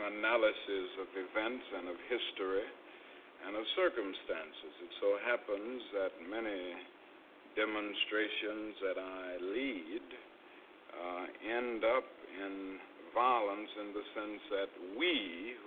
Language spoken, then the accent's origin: English; Atlanta, Georgia, United States; born or raised there; also born or lived in Pennsylvania / Massachusetts / Montgomery, Alabama